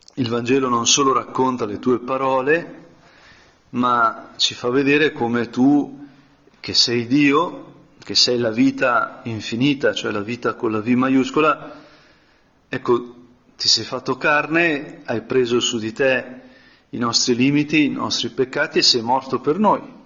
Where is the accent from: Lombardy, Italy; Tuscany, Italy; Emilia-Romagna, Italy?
Lombardy, Italy; Brianza; sono brianzolo